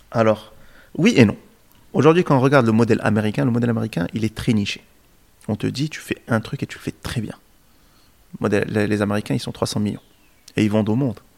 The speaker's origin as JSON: {"language": "French", "country": "Morocco", "said": "Euh, et donc aujourd'hui, en tant que Marocain, on a de la particularité qu'on fait plusieurs choses."}